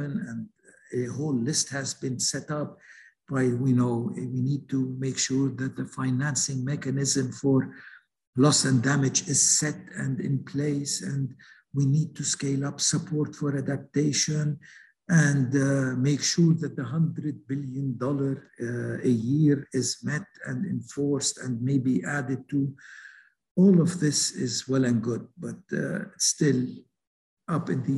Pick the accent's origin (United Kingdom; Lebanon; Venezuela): Lebanon; my home country, Lebanon